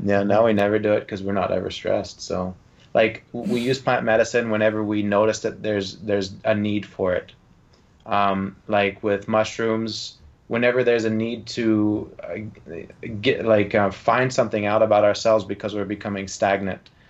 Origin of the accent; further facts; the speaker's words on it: Georgia, United States; I'm from Georgia